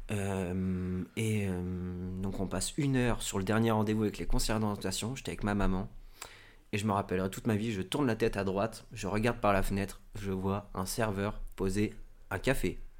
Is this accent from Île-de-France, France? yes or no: no; Normandy, France; je suis originaire de Normandie